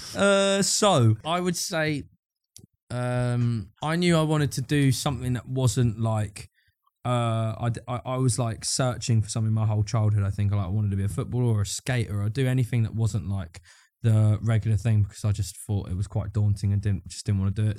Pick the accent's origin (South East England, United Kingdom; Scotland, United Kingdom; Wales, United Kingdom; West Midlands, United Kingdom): South East England, United Kingdom; Brighton; also born or lived in Eastbourne; I grew up in and around Brighton. So I was born in Brighton, then, like, I, like, moved to, like, a, I moved to a place called Eastbourne when I was real young and then moved back to Brighton